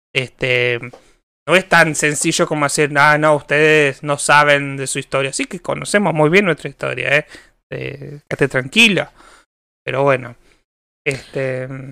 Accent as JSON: {"language": "Spanish", "country": "Argentina"}